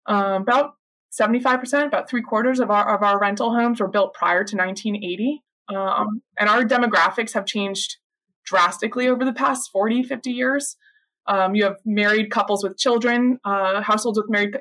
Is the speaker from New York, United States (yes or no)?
yes; Port Jefferson, New York, United States; moved away as an adult; also born or lived in Vermont / Boston; I grew up in Port Jefferson, Long Island.